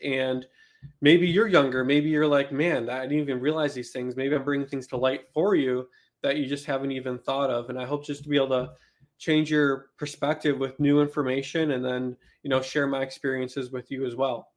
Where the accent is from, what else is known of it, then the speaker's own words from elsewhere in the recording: Buffalo, New York, United States; moved away as an adult; I grew up in Buffalo, New York, in subsidized housing